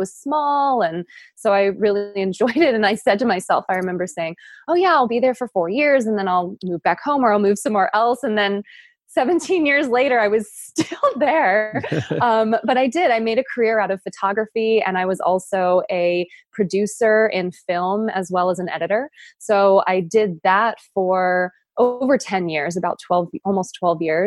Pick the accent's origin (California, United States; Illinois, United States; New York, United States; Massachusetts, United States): California, United States; San Jose; also born or lived in Los Angeles, United States / Costa Rica; now in San Clemente, United States; I'm actually originally from the Bay Area, San Francisco Bay Area. So grew up in San Jose up there